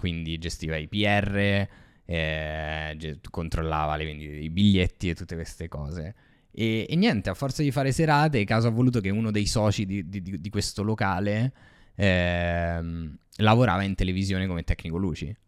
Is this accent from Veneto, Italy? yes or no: no; Rome, Lazio, Italy; sono cresciuto così a Ostia